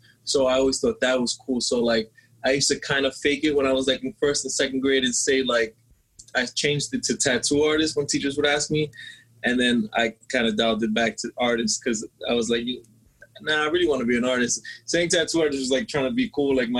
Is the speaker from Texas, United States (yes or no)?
no; New York City, New York, United States; growing up in the Bronx, graffiti was like a big influence to me